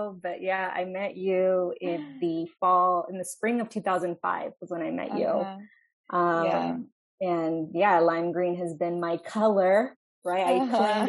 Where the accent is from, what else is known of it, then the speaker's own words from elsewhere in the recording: Fontana, California, United States; also born or lived in Santa Barbara, California; now in Inglewood, United States; I am a Southern California native, born and raised in Fontana